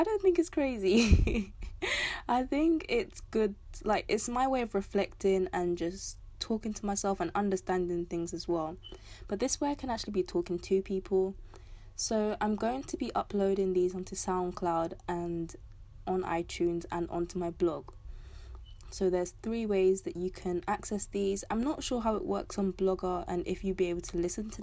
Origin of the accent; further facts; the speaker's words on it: London, United Kingdom; I'm from London, South London to be specific